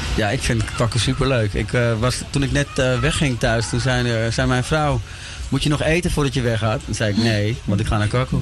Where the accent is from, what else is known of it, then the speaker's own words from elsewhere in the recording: Amsterdam, North Holland, Netherlands; ik ben eh, opgegroeid in Amsterdam-Oost